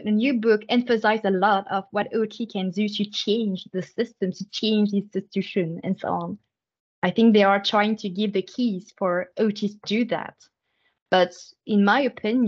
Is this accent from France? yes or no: yes; France; moved away as an adult; now in Canada; I was raised in France, and then I have my first formation in France, my first training in France